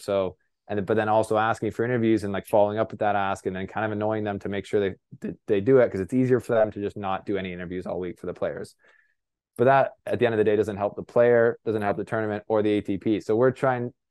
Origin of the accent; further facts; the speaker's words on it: Canada; I'm a Canadian reporter